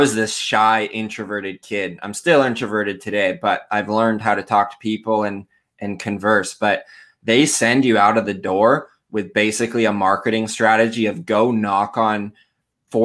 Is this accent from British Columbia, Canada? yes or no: yes; Surrey, British Columbia, Canada; I am from Canada. I'm in a small-ish town in British Columbia. Here is one of our provinces. And I've been pretty much born and raised. I live just outside Vancouver in a town called Surrey.